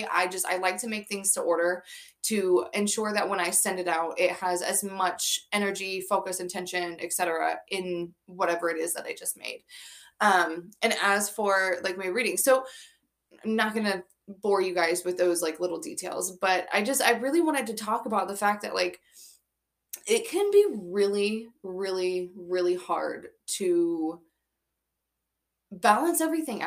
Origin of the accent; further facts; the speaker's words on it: Florida, United States; now in New York, United States; I'm from Florida